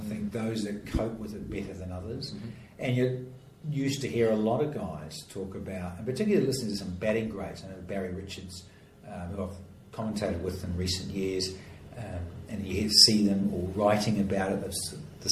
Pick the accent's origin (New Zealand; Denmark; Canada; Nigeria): New Zealand; now in Australia; In Australia, particularly here, being a Kiwi